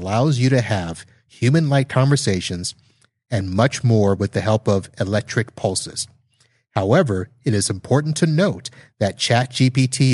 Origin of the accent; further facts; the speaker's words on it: Satellite Beach, Florida, United States; moved away; my hometown of Satellite Beach, Florida